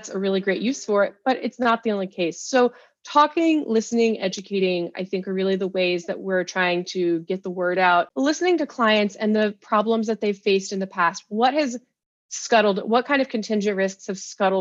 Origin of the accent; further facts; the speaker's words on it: United States; accent: American; As you can tell from my accent, I'm American